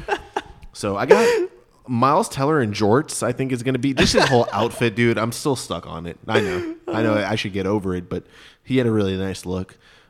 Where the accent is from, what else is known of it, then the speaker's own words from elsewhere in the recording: Texas, United States; We grew up in Texas.